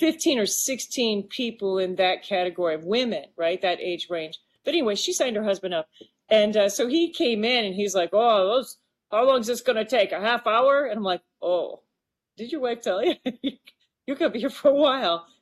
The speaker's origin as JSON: {"language": "English", "town": "Maquoketa", "region": "Iowa", "country": "United States", "tie": "born or raised there", "said": "I would paint my hometown, right? And I opened up a storefront on Main Street"}